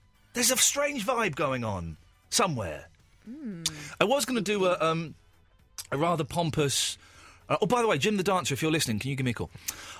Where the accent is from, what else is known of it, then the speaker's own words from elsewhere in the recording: United Kingdom; I have no pride in being British at all. I have no pride in it whatsoever. None. It was just like, so my parents had sex in this country and then I was conceived in this country.